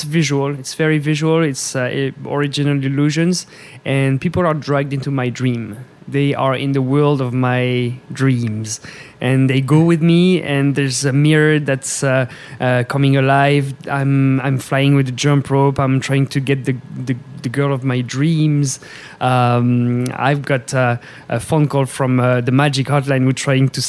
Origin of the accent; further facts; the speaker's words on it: France; moved away as an adult; now in Las Vegas, United States; I came from France with the Cirque du Soleil